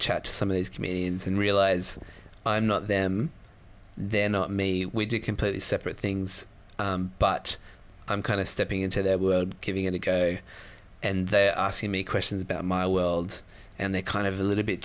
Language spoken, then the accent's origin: English; Sydney, New South Wales, Australia; I'm from Sydney